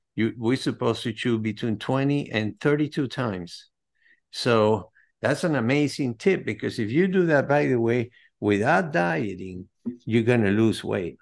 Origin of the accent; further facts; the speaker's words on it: Caracas, Capital District, Venezuela; now in United States; I'm originally from South America, Caracas, Venezuela, but I've been in the States since nineteen seventy-eight